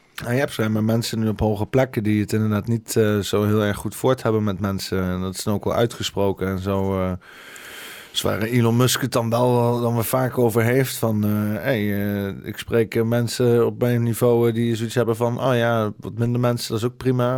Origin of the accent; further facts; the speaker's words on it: Netherlands; als Nederlander ben dan gewoon heel klein